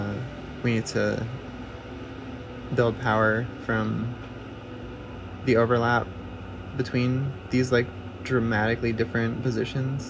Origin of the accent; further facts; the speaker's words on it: Cross Lake, Manitoba, Canada; now in Massachusetts, United States; Originally, I'm from Cross Lake Cree Nation in northern Manitoba, but I now reside at a queer arts collective known as Lupinwood, which is located in Pecumtuck Territory in western Massachusetts